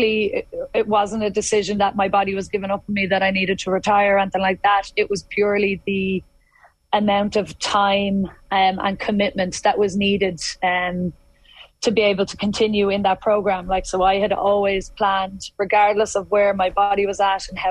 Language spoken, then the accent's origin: English; Dublin, Leinster, Ireland; I'm from Dublin